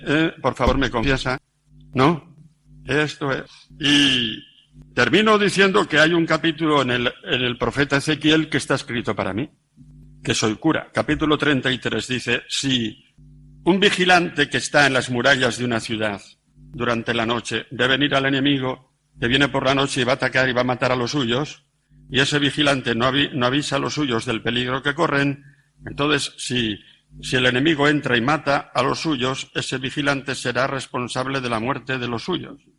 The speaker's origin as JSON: {"language": "Spanish", "area": "about 60 km from Pamplona", "region": "Navarre", "country": "Spain", "tie": "born or raised there", "said": "en mi pueblo a la marquesina donde cogemos los autobuses para Pamplona"}